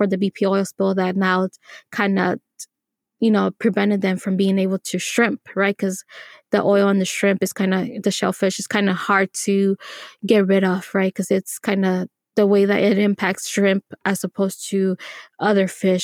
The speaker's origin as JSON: {"language": "English", "town": "Los Angeles", "region": "California", "country": "United States", "tie": "born or raised there", "said": "I was born in Los Angeles"}